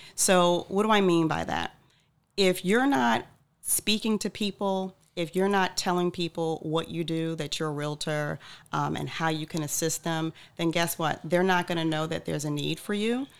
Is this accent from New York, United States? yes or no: yes; Freeport, New York, United States; moved away as an adult; also born or lived in Atlanta, Georgia, United States; now in Cape Coral, United States; Born in New York, uh, raised on Long Island